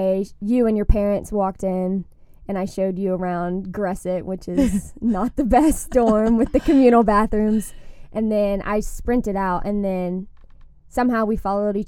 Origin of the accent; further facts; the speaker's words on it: Raleigh, North Carolina, United States; moved away as an adult; I'm from Raleigh, North Carolina. I'm a sophomore and I'm an elementary education major.